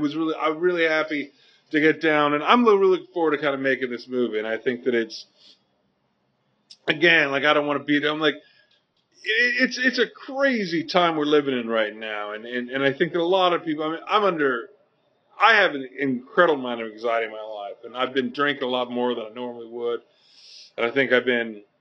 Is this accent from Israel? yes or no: no; Canada; I'm Canadian.